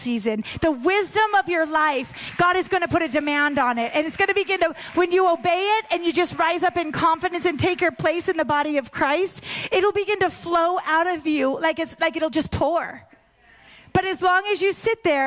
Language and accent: English; Pacific Northwest, United States; I grew up in the Pacific Northwest